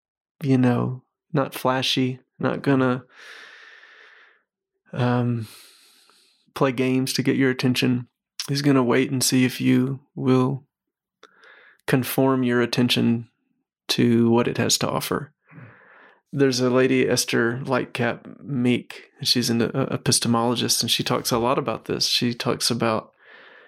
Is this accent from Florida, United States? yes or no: no; Mississippi, United States; I grew up in Mississippi.